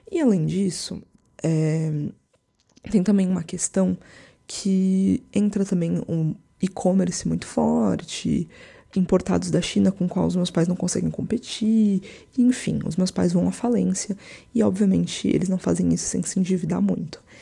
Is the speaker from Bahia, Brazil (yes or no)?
no; São José dos Campos, São Paulo, Brazil; Aquelas pessoas que eu achava que eram ricas em São José dos Campos, né? Que é a cidade onde eu cresci.